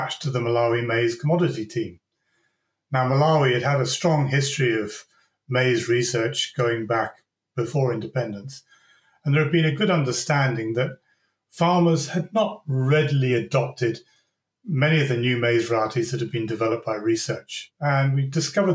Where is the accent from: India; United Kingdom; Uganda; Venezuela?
United Kingdom; Devon, South West England; I was born and brought up in Devon in the United Kingdom.